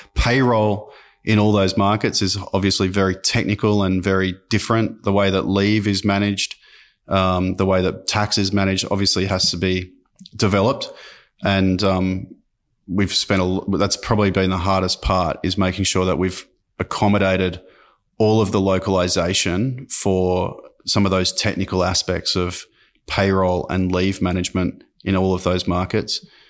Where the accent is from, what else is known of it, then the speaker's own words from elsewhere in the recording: Sydney, New South Wales, Australia; also born or lived in Armidale, New South Wales / London; so I grew up in Sydney, um, uh, in French's Forest.